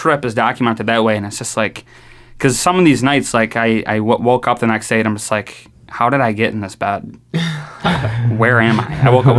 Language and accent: English; New York, United States; accent: New York; They said that I had an accent, a New York accent.